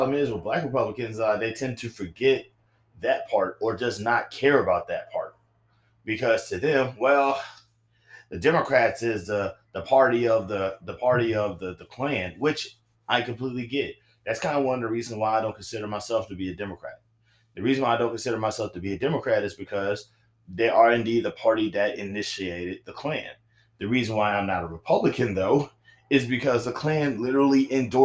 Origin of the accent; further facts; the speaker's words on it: the South, United States; I'm from the South